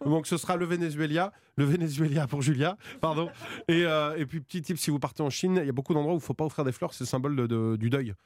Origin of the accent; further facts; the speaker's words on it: Vendée, Pays de la Loire, France; now in Paris, France; j'ai grandi en Vendée, et après je suis venu à Paris